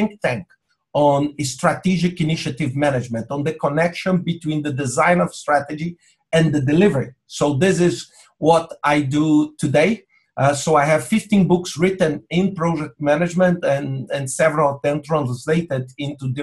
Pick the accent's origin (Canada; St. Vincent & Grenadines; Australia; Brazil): Brazil; moved away as an adult; now in Lisbon, Portugal; I'm originally from Brazil. Right now, I live in Portugal, in Lisbon